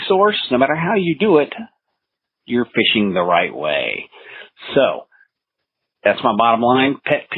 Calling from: Overland Park, Kansas, United States; Yeah, this is …, your effing librarian here in Overland Park, Kansas.

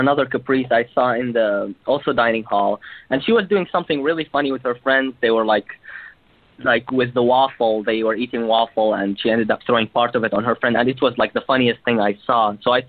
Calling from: New York City, New York, United States; also born or lived in Cleveland; I usually call from Cleveland, but the school year is over. I'm 24 years young, so I'm calling from New York City.

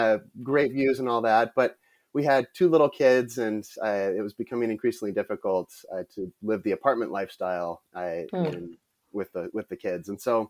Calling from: Michigan, United States; I'm currently calling in from Michigan in the US. I'm taking a temporary break from the expat lifestyle.

